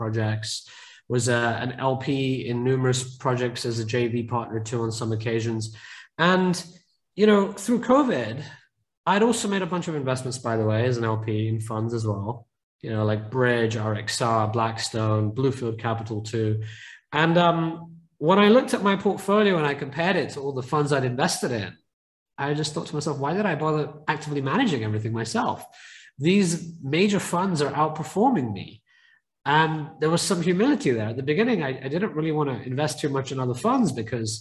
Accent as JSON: {"language": "English", "country": "United Kingdom", "tie": "born or raised there", "moved": "yes", "lives_now": "San Francisco, United States", "said": "my family originally came to the UK, as you can probably tell by my accent. So they were refugees. And I grew up in quite a poor neighborhood"}